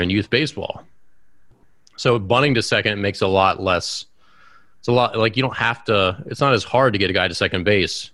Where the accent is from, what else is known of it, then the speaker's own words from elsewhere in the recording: Baltimore, Maryland, United States; my hometown of Baltimore